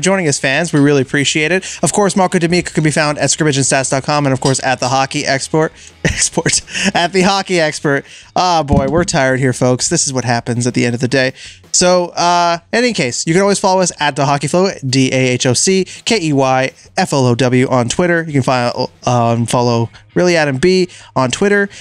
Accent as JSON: {"language": "English", "town": "Montreal", "region": "Quebec", "country": "Canada", "said": "we're from Montreal"}